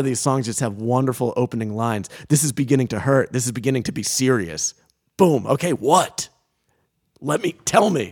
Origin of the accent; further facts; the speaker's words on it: Coventry, Rhode Island, United States; we live in Rhode Island, I grew up in Rhode Island.